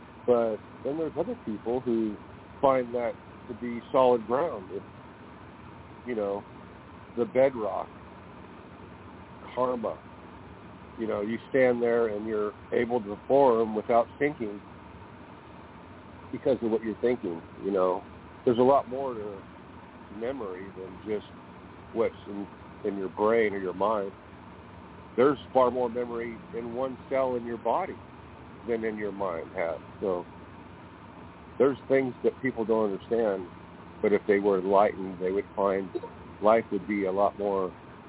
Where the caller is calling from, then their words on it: California, United States; I'm calling from California.